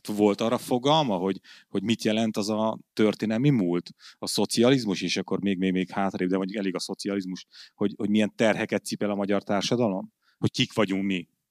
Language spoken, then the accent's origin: Hungarian; Hungary; én izi büszke magyar vagyok